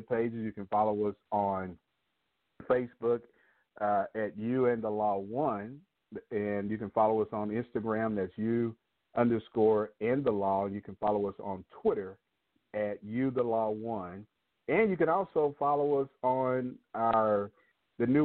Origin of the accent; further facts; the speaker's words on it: New Mexico, United States; I'm from New Mexico